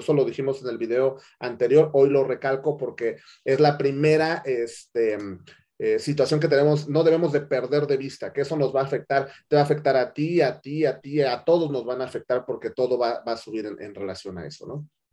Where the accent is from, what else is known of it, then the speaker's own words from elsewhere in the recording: Mexico; nosotros como mexicanos